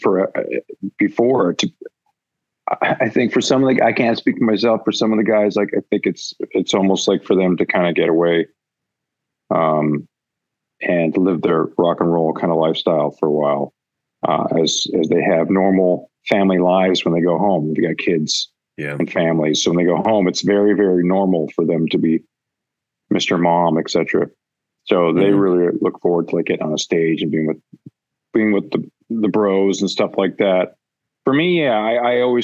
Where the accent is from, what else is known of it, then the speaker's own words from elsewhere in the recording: Vancouver, British Columbia, Canada; growing up in Vancouver